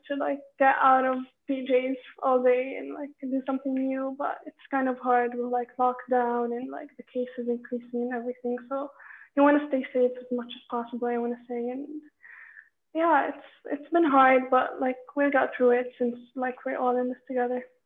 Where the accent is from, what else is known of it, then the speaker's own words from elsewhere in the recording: Amman, Amman Governorate, Jordan; I'm from Amman, Jordan